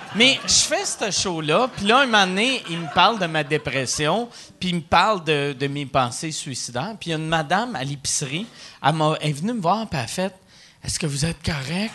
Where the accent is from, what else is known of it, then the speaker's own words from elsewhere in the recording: Quebec City, Quebec, Canada; je viens de Québec